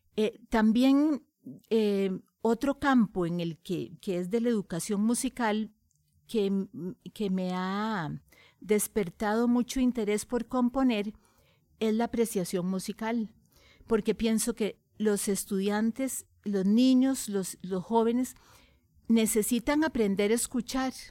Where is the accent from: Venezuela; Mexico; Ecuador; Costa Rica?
Costa Rica; soy costarricense, amo a mi país